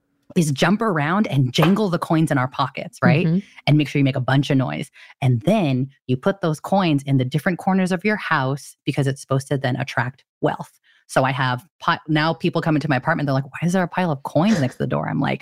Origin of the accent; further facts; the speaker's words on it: Philippines; Being Filipino, my mom had so many different superstitions around New Year's.